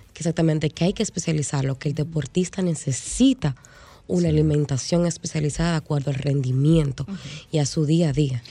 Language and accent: Spanish; Dominican Republic; nosotros como sociedad dominicana